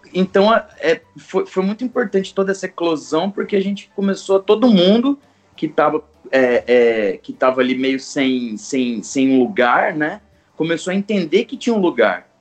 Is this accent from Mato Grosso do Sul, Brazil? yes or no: yes; Campo Grande, Mato Grosso do Sul, Brazil; moved away as an adult; now in São Paulo, Brazil; Eu sou sul grossense de Campo Grande, quase um pantaneiro. Saí de Campo Grande em 2011 para tentar a vida em São Paulo